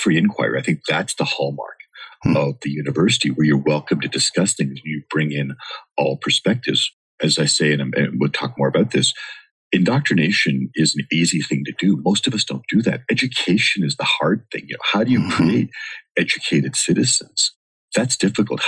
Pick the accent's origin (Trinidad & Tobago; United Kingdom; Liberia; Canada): Canada; moved away as an adult; now in Los Angeles, United States; I grew up in Canada